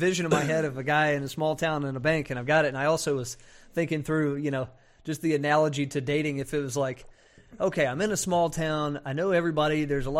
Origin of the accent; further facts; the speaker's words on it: Burlington, North Carolina, United States; I can say that. I'm from North Carolina.